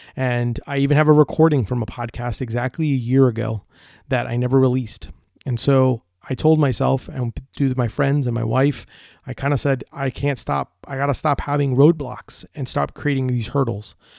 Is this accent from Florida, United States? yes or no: yes; Orlando, Florida, United States; I'm from Orlando, Florida, and I own Deli Fresh Threads.